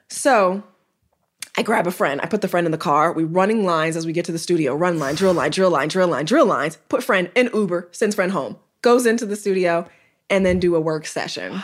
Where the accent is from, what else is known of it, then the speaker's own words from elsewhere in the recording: Chicago, Illinois, United States; I'm from Chicago, Illinois.